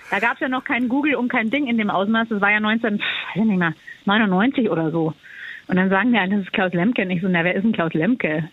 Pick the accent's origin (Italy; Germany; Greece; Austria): Austria; ich bin ja Österreicherin